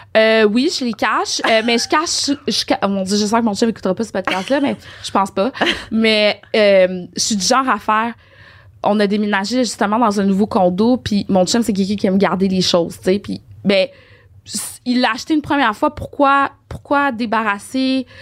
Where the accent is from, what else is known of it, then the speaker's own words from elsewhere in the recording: Port-au-Prince, Haiti; moved away; je suis née à Port-au-Prince.